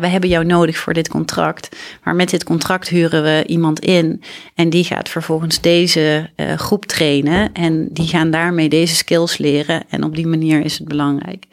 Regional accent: Grathem, Central Limburg, Netherlands; moved away as an adult; also born or lived in Leiden; ik ben opgegroeid in Midden-Limburg, in Gratum

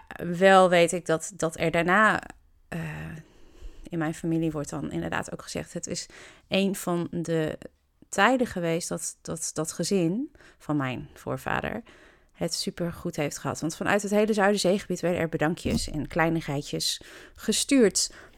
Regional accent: Kampen, Overijssel, Netherlands; moved away as an adult; also born or lived in England / Rotterdam / Emmen; Ik woon in Kampen. Ik ben er geboren, getogen

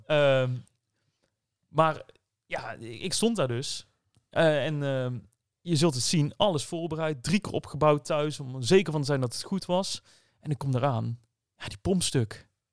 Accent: Netherlands; Ik ben wel een Nederlander

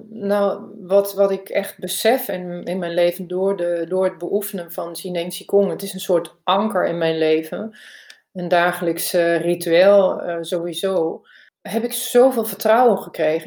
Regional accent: Germany; Dutch is a second language; also born or lived in Barcelona, Spain / Emst, Netherlands; now in Netherlands; Ik ben van origine Duits, heb lang in Spanje gewoond

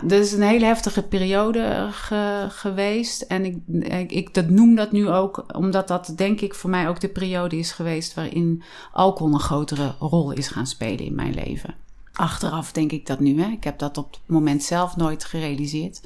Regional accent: Vught, North Brabant, Netherlands; also born or lived in Wijk en Aalburg; now in Drunen, Netherlands; Ik ben opgegroeid in Vught

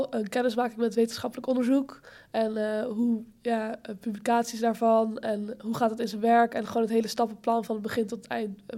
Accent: Amsterdam, North Holland, Netherlands; ik ben 19 jaar, eh, Ik kom ook uit Amsterdam

